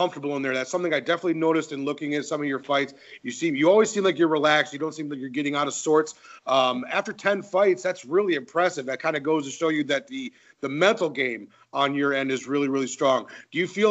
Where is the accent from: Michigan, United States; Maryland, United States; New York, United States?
Michigan, United States; I'm from Michigan